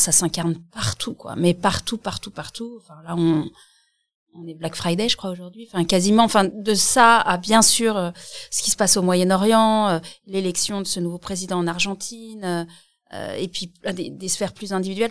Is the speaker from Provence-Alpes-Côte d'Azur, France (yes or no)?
no; Alsace, Grand Est, France; on vient d'Alsace